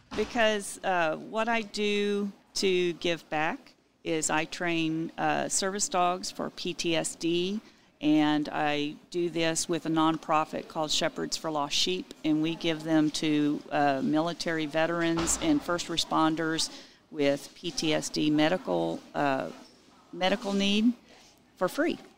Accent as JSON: {"language": "English", "town": "Utopia", "region": "Texas", "country": "United States", "tie": "born or raised there", "also_born_or_lived": "San Antonio / Dallas / Memphis, Tennessee", "said": "I grew up in Utopia. I left at 18 to go to college"}